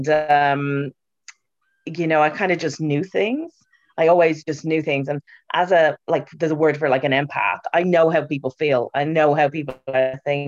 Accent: Ireland; As an Irish person

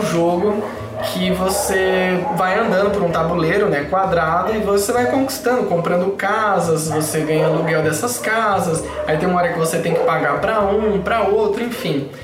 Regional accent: São Paulo, Brazil; eu sou de São Paulo

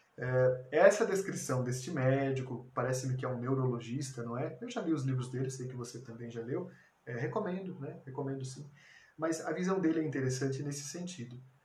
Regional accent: Brazil; Como brasileiros, nós temos 500 anos de sociedade

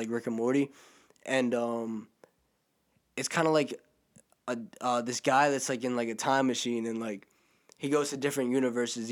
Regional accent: New Jersey, United States; I'm from Jersey

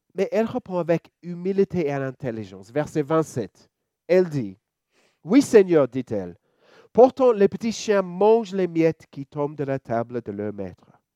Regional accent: Australia; French is a second language; now in Lyon, France; vous pouvez entendre mon petit accent. Je suis australien

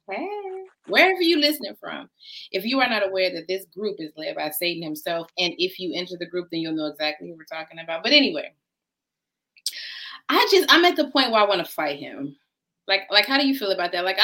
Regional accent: Chicago, Illinois, United States; we're from Chicago, so we're professionals.

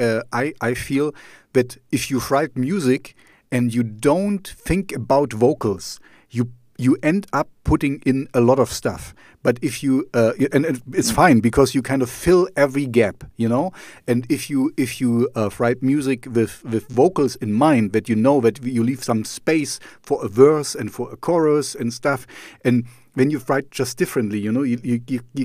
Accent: East Germany, Germany; English is a second language; I grew up in East Germany, so I learned Russian for 6 years

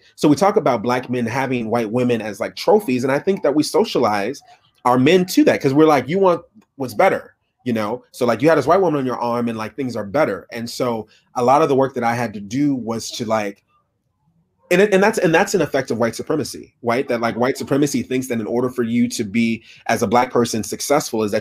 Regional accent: Minneapolis, Minnesota, United States; also born or lived in Fargo, North Dakota; I grew up in Minnesota, Minneapolis, Minnesota.

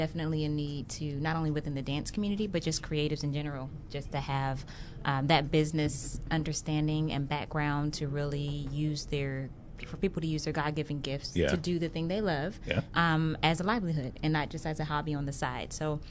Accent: Brooklyn, New York, United States; moved away; also born or lived in Los Angeles; I'm originally from Brooklyn, New York, but we moved to LA, and then I began my training there.

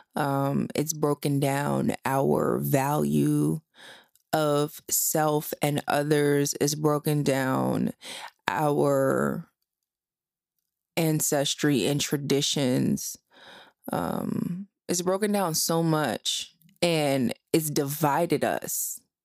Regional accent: New Jersey, United States; I grew up in Jersey. My whole entire family is from Philadelphia.

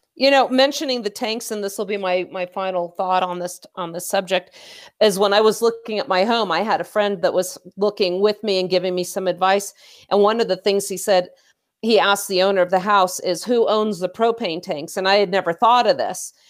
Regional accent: California, United States; moved away; our home, where I grew up in California

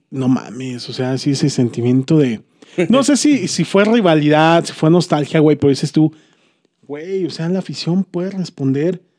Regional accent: Irapuato, Guanajuato, Mexico; somos de Irapuato

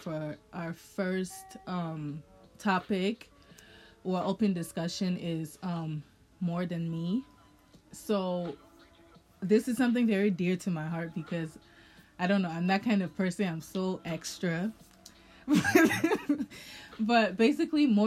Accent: Liberia; I'm Liberian. Well, I'm born Liberian, but you know, I identify as Liberian

